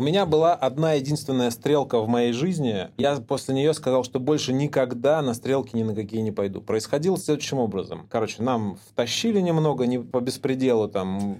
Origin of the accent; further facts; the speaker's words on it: Anapa, Krasnodar Krai, Russia; я рос в Анапе